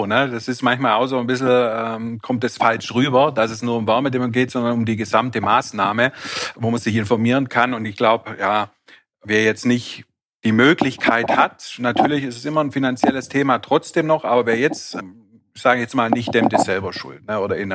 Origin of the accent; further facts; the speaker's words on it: Baden-Württemberg, Germany; Als Schwabe stellt sich dann mir natürlich gleich die Frage, was das alles kostet.